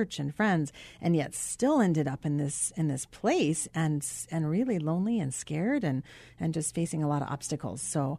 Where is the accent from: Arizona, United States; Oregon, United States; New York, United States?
Arizona, United States; I grew up mostly in Arizona.